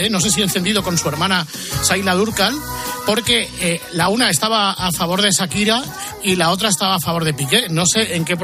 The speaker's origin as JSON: {"language": "Spanish", "town": "Zaragoza", "region": "Aragon", "country": "Spain", "tie": "born or raised there", "said": "la fiesta de mi pueblo, San Valero, Rosconero y Ventonero, patrón de Zaragoza."}